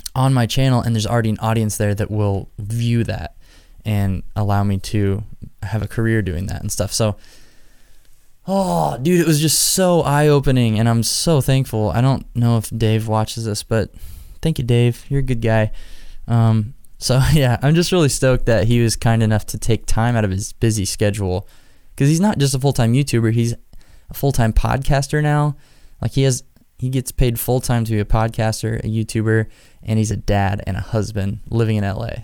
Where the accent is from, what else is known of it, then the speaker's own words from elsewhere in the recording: Nebraska, United States; Omaha, Nebraska, my home state